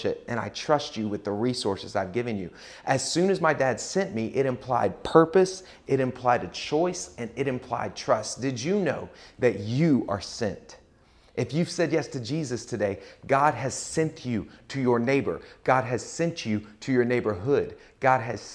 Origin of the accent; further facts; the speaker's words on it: Pace, Florida, United States; I grew up in Pace, Florida, a suburb of Pensacola, Florida